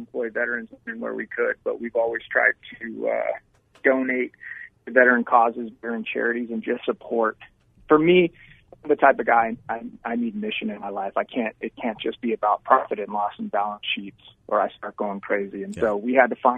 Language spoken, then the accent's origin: English; Yuma, Arizona, United States; also born or lived in Tucson, Arizona; I was born here in Tucson, Arizona. My father moved the family when I was two down to Yuma, Arizona, where I grew up.